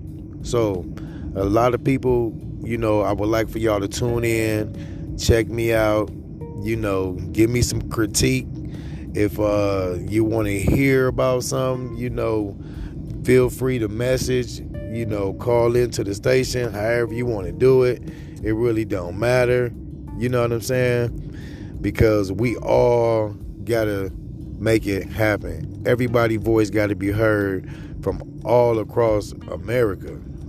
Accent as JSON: {"language": "English", "town": "Milwaukee", "region": "Wisconsin", "country": "United States", "tie": "born or raised there", "also_born_or_lived": "Green Bay, Wisconsin", "said": "confident and local. Coming out of the Green Bay, Wisconsin area, born and raised in Milwaukee."}